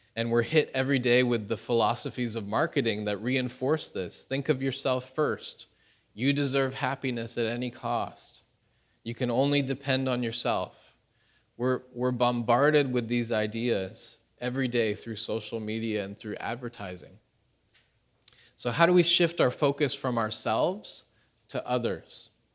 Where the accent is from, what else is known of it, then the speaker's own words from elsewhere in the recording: Canada; moved away as an adult; now in Pyeongtaek, South Korea; my wife is Korean, I am Canadian